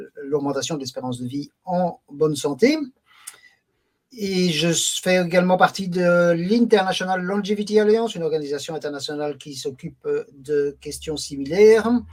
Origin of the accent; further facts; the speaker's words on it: Belgium; also born or lived in Brussels; j'habite euh, Bruxelles, donc euh, plus exactement la, célèbre municipalité de Molenbeek-Saint-Jean. Je travaille comme juriste dans une administration qui s'occupe de sécurité sociale, donc je suis belge